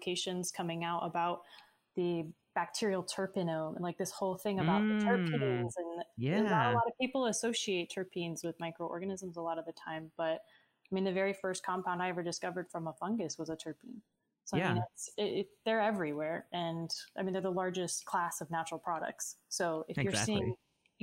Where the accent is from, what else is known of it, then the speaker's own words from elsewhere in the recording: Sarasota, Florida, United States; now in Tampa, United States; my hometown in Sarasota and Bradenton area